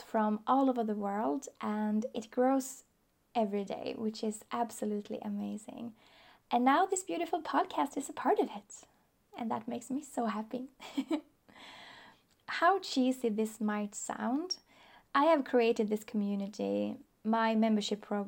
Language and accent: English; Sweden; I am from Sweden. I still live there.